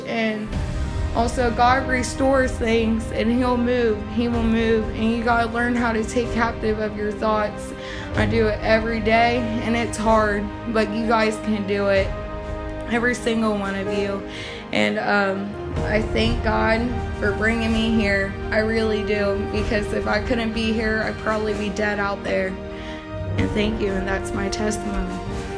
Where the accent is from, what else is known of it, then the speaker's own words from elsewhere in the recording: Newark, Ohio, United States; I'm from Newark, Ohio